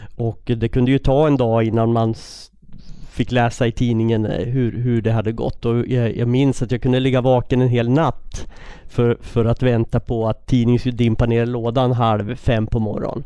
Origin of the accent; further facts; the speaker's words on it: Västerås, Västmanland, Sweden; jag är uppvuxen i Västerås